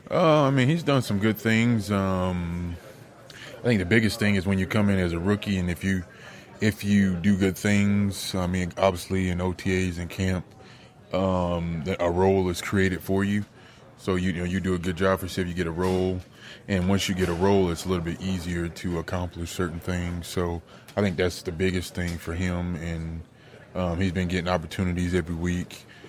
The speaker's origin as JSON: {"language": "English", "town": "Cincinnati", "region": "Ohio", "country": "United States", "tie": "born or raised there", "said": "play for my hometown team"}